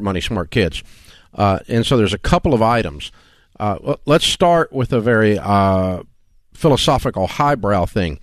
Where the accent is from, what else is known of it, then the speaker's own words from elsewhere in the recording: the South, United States; We're from the South